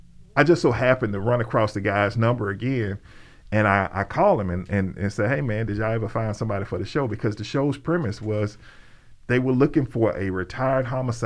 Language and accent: English; Birmingham, Alabama, United States; Dude, look, man, I'm a dude from Ensley. I'm from Birmingham, Alabama, man.